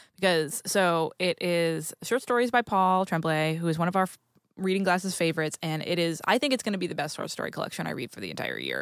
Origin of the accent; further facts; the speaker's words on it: New England, United States; I grew up in New England